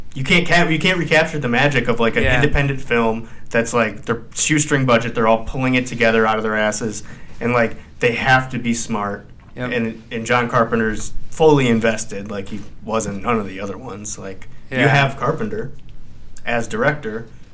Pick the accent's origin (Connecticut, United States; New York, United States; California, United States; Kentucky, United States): New York, United States; Cortland; now in Raleigh, United States; I was born in Cortland.